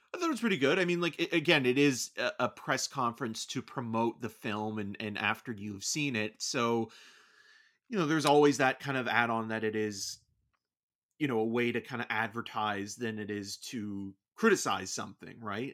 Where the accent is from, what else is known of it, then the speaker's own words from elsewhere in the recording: Canada; being Canadian